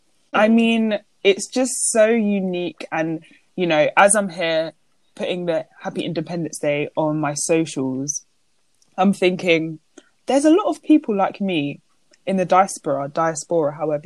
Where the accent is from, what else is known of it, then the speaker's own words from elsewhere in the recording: United Kingdom; So I feel like, obviously we're British, but our heritage is obviously the countries I've labelled.